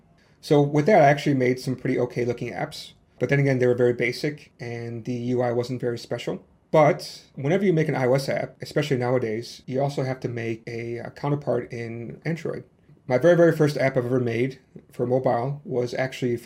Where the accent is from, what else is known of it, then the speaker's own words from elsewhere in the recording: Chicago, Illinois, United States; now in Hong Kong; Originally, I'm from USA, from the Chicago South Side, so you might hear a little bit of my accent. But now I'm living in Hong Kong